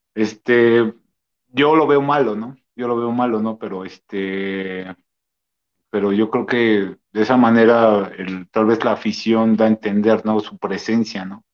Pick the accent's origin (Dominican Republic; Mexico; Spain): Mexico; nosotros como mexicanos tenemos esa este, costumbre